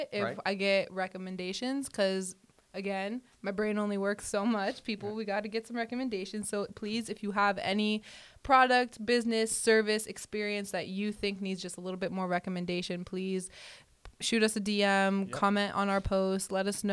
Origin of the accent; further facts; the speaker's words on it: Broward County, Florida, United States; I'm from Broward County